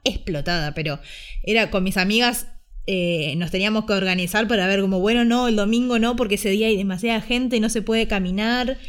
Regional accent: Ushuaia, Tierra del Fuego, Argentina; now in Buenos Aires, Argentina; desde que me fui a vivir a Buenos Aires, porque yo soy de Ushuaia

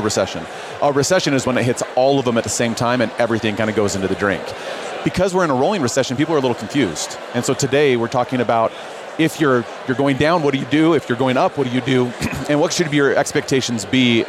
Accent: Chicago, Illinois, United States; now in Utah, United States; I live here in Utah, born and raised in Chicago

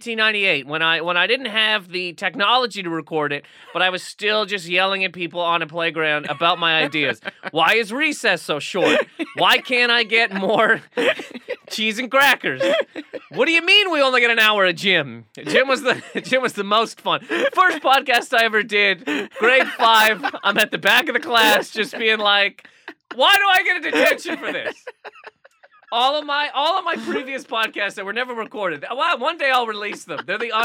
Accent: Nova Scotia, Canada; She came to school from, I'm from Nova Scotia, correct?

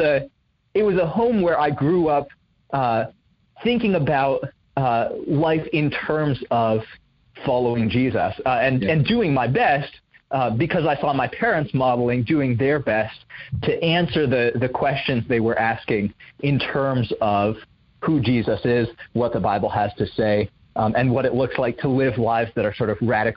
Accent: Indonesia; moved away as an adult; now in United States; So I grew up overseas in Indonesia. My family moved there when I was 3, and then I came back to the States for college when I was 18.

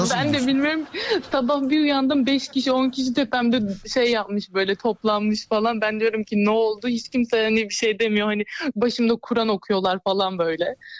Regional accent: Nilüfer, Bursa, Turkey; Bursa Nilüfer

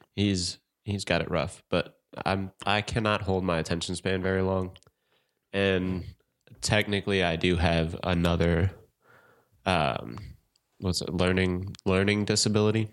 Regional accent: St. Louis, Missouri, United States; moved away; I'm about to move back to my hometown, Saint Louis

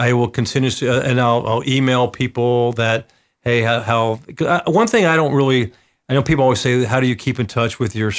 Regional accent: the South, United States; I'm from the South.

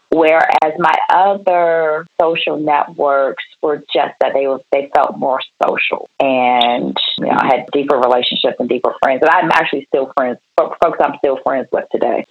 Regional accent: Prince George's County, Maryland, United States; also born or lived in Washington, D.C. / New York area / Baton Rouge, Louisiana; my parents moved to the southern part of Prince George's County when I was two years old.

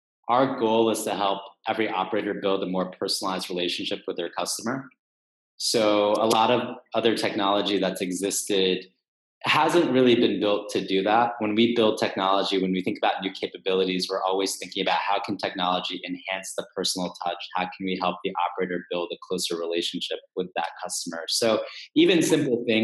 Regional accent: Texas, United States; now in New York, United States; I'm from Texas originally

